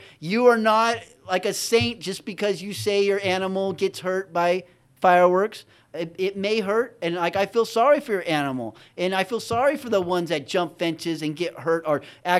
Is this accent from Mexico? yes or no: yes; Mexico; now in United States; And I grew up partially in Mexico, but we had everything.